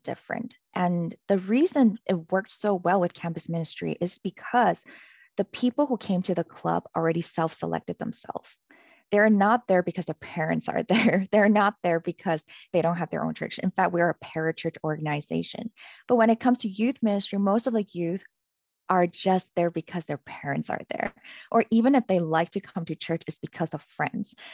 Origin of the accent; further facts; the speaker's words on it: Canada; moved away; I was from Canada